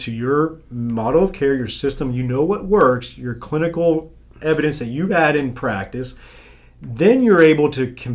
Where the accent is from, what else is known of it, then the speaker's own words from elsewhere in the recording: South Florida, United States; I'm from South Florida